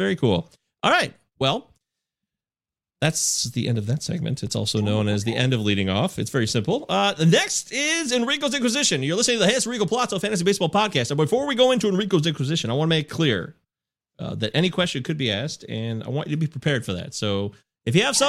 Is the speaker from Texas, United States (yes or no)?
no; Michigan, United States; also born or lived in Maryland; I grew up here in Michigan